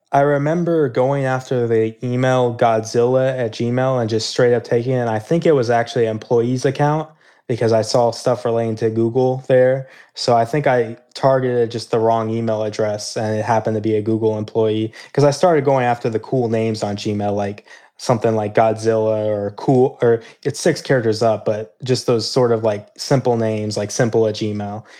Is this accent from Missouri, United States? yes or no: yes; Kansas City, Missouri, United States; I grew up in Kansas City, Missouri